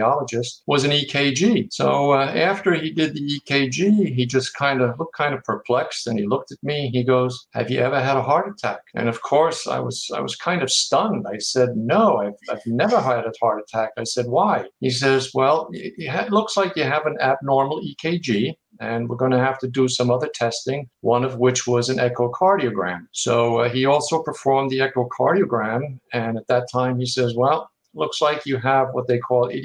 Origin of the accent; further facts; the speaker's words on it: Germany; now in Howell, United States; I'm originally from Germany